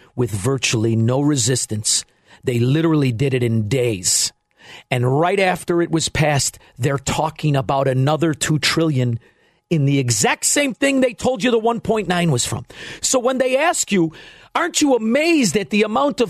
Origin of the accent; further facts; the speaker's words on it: Melrose Park, Illinois, United States; I'm from Melrose Park